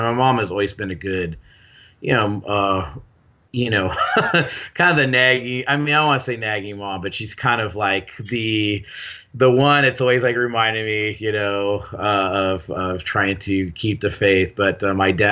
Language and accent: English; Gardena, California, United States; I grew up in Gardena, which is, South L.A. So I grew up in the L.A. area and used to diversity